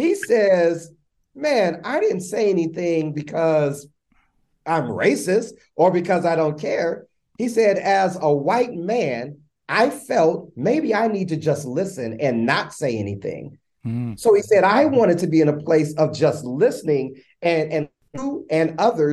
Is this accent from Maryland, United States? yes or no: no; Los Angeles, California, United States; I'm from Los Angeles, California, man. South Central Los Angeles, born a mom who was phenomenal